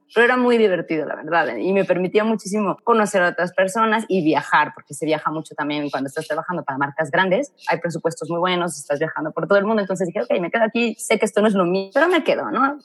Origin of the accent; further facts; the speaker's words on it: Mexico; moved away as an adult; also born or lived in Madrid, Spain; no estoy muy a gusto en mi país